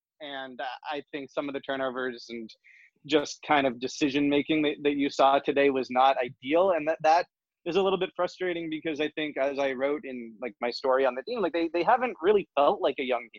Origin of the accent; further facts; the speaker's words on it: Toronto, Ontario, Canada; moved away; I am from Toronto. I I don't live there anymore